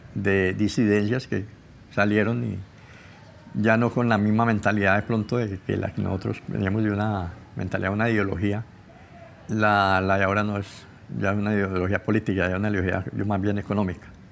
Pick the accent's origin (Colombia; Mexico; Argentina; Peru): Colombia; Buenos Aires, Valle del Cauca; Nací en Buenos Aires, Valle del Cauca